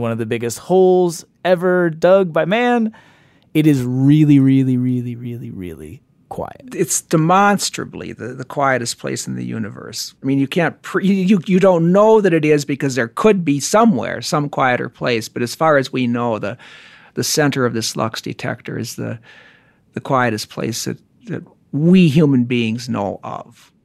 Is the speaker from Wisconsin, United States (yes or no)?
no; Minnesota, United States; accent: Fargo; I'm from Minnesota